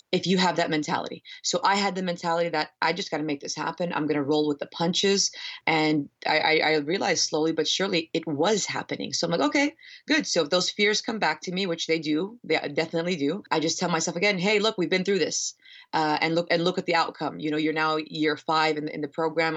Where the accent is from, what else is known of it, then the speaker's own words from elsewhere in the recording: Northern Virginia, United States; moved away; I'm from the East Coast, I'm from Northern Virginia